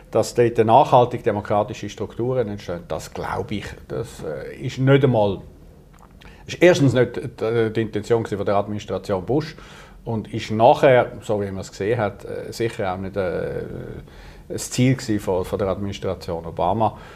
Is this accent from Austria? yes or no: no; Switzerland; als Europäer und dann erst recht als Schweizer, sollte okay.